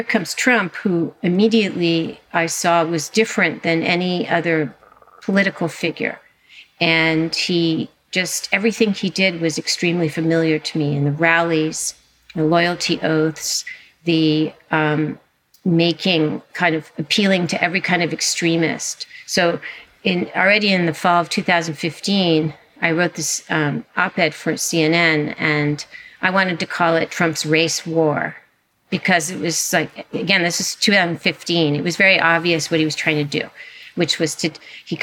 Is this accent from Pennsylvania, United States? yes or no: no; Southern California, United States; I grew up in California, in Southern California, at a beach town